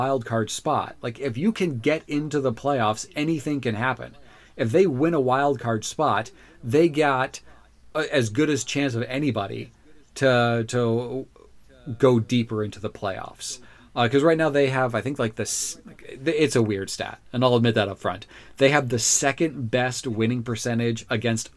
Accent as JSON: {"language": "English", "town": "Orlando", "region": "Florida", "country": "United States", "said": "I'm from Orlando"}